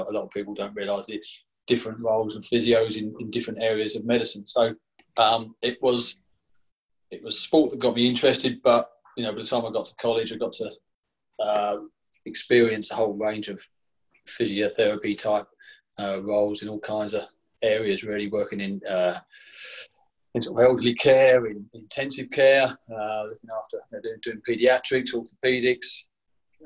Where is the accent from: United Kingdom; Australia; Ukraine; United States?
United Kingdom; Essex, East of England; I was certainly a teenager growing up in Essex